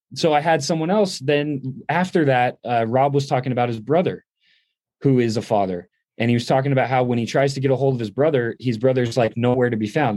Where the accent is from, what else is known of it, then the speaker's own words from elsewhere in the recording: upstate New York, United States; also born or lived in Middletown, New York; I grew up in upstate New York